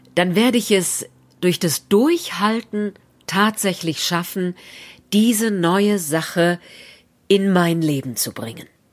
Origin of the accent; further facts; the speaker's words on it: Berlin, Germany; In Berlin, da wo ich herkomme, würde man sagen JWD